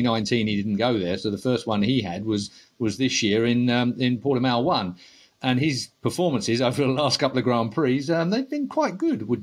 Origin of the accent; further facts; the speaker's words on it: Essex, East of England, United Kingdom; I'm from Essex